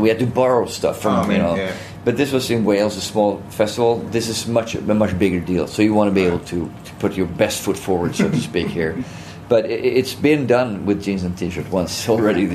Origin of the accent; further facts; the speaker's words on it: Gothenburg, Västra Götaland, Sweden; I'm from Gothenburg